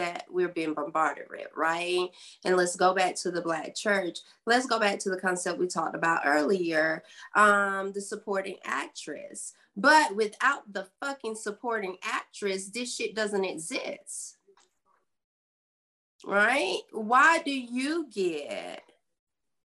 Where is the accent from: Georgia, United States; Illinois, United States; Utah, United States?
Georgia, United States; Blakely; My hometown is just 90 minutes above Tallahassee, Florida, Blakely, Georgia